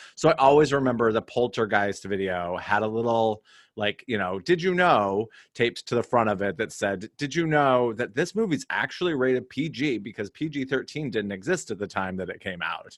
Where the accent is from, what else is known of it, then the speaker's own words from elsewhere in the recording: Cody, Wyoming, United States; growing up in Cody, Wyoming